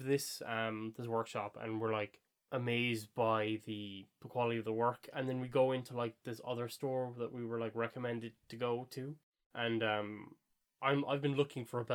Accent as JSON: {"language": "English", "country": "Ireland", "said": "we're Irish, and, we're kind of easy to spot as being Irish"}